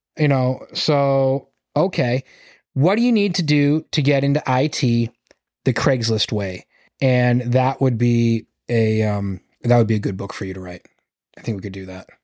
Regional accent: Massachusetts, United States; I'm from Massachusetts.

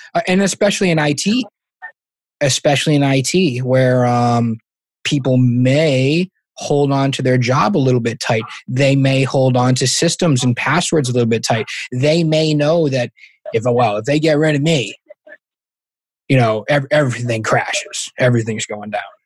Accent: Massachusetts, United States; I'm from Massachusetts

